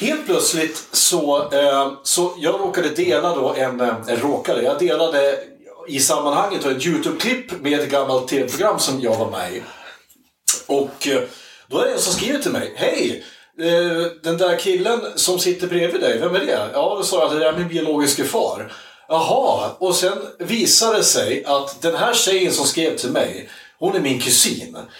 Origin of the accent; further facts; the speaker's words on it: Iggesund, Gävleborg County, Sweden; i Iggesund där jag kommer ifrån